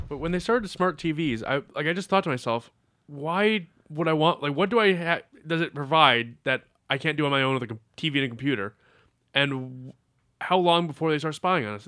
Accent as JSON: {"language": "English", "region": "Massachusetts", "country": "United States", "tie": "born or raised there", "said": "my home state of Massachusetts"}